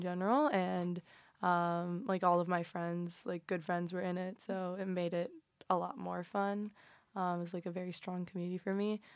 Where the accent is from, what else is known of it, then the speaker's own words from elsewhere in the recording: Cincinnati, Ohio, United States; moved away; I'm from Cincinnati, so Ohio all the way